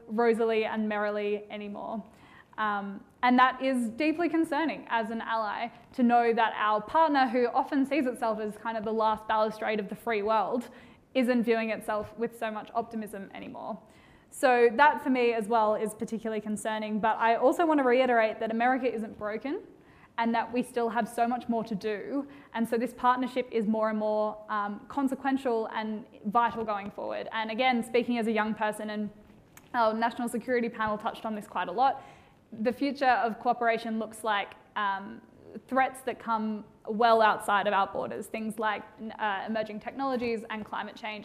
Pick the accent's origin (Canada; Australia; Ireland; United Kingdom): Australia; accent: Australian; I'm an Australian